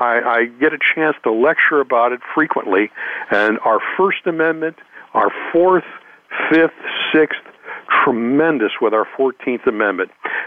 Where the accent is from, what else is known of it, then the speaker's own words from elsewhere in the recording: Long Beach, California, United States; I was raised in Long Beach, California, and my background really is my father was from the Midwest